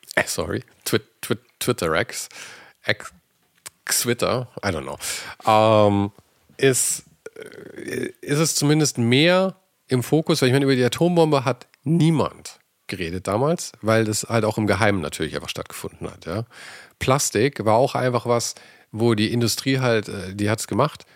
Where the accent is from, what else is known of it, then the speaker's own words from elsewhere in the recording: Germany; wir als Deutsche